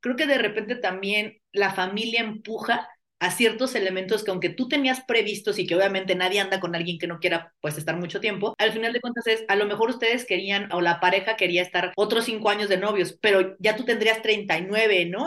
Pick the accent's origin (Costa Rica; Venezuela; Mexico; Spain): Mexico; somos mexicanos